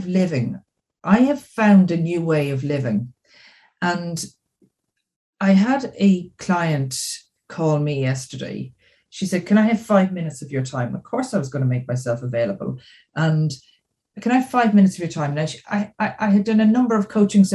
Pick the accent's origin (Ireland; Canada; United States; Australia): Ireland; Dublin, Leinster; So I'm from Dublin in Ireland